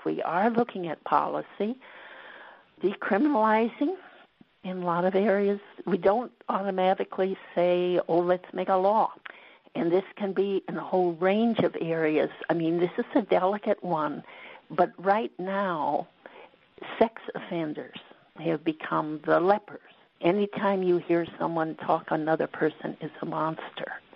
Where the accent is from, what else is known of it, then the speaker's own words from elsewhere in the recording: West Coast, United States; moved away; I grew up on the West Coast. I'm a Westerner